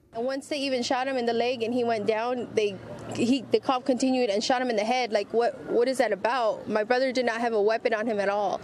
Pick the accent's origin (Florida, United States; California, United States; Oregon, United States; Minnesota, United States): California, United States; hitting close to home for me as a Californian